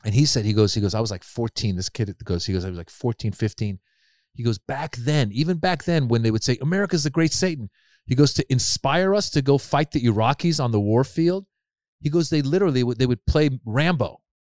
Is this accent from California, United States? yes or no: yes; Marin, Northern California, United States; also born or lived in Iran; I grew up in Marin. Again, very privileged, like, upbringing